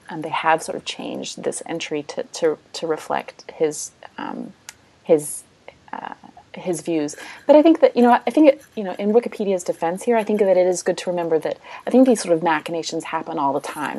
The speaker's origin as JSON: {"language": "English", "country": "United States", "said": "I'm American"}